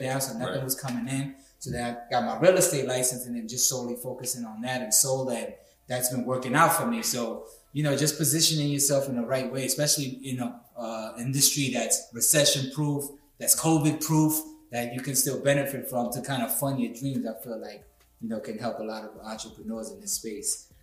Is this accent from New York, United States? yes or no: yes; New York City, New York, United States; I grew up in the Bronx